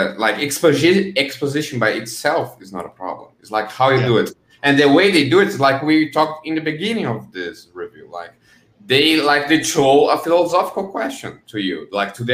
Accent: Brazil

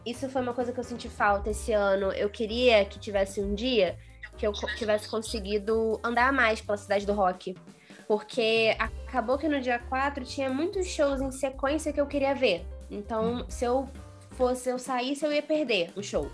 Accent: Rio de Janeiro, Brazil; eu já sou do Rio

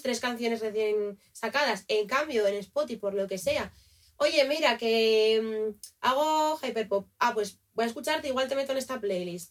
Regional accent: Asturias, Spain; moved away; soy de Asturias

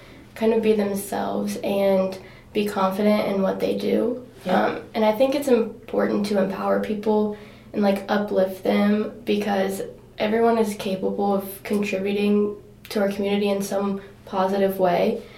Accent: Danville, Ohio, United States; I'm from Danville

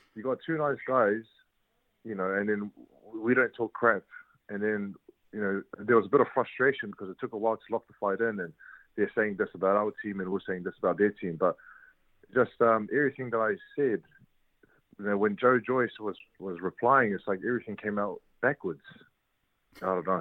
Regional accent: New Zealand; moved away as an adult; now in United Kingdom; I'm from New Zealand

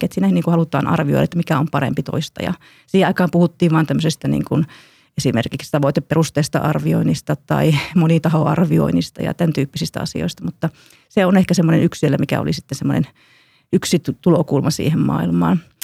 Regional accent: Kuopio, North Savo, Finland; olen itse kuopiolainen

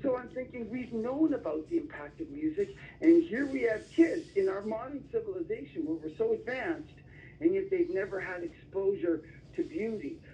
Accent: Toronto, Ontario, Canada; moved away as an adult; now in Simpsonville, United States; Originally from Toronto, Canada, so I'm Canadian by birth and I, I moved to the states

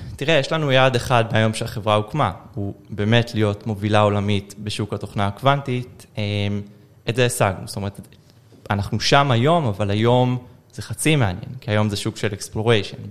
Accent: Haifa, Haifa District, Israel; moved away; בחיפה, mm-hmm. אני חיפאי גולה

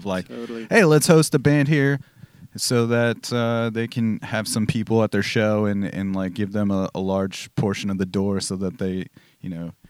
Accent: Southern California, United States; now in Portland, United States; I'm from the Southern California area

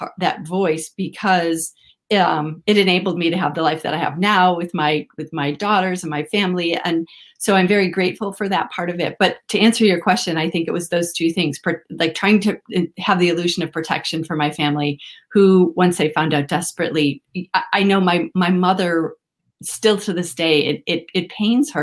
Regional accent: Midwest, United States; moved away as an adult; also born or lived in California; I grew up in the Midwest in the United States

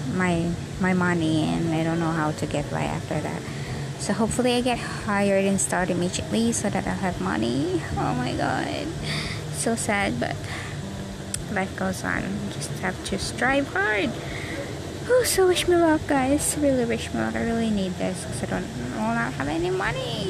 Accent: Philippines; I was born and raised here in the Philippines

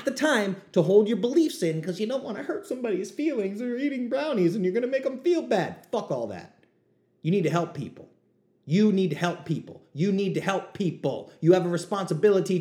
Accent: New England, United States; I'm from New England. We say bust balls

